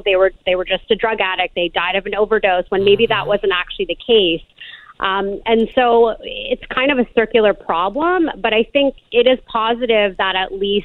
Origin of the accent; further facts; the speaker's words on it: Canada; I'm actually Canadian